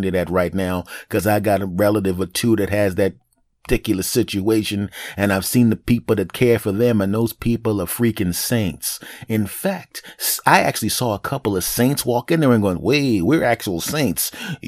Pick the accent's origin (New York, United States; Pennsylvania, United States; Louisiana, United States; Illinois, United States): Pennsylvania, United States; Philadelphia; born there; I'm 49 years old. I'm 5'8". I was born in Philadelphia.